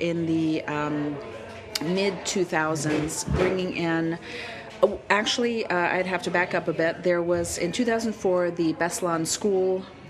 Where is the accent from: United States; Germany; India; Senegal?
Germany; born there; I was born abroad. I was born in Germany, two American parents, and I happened to be living in Russia.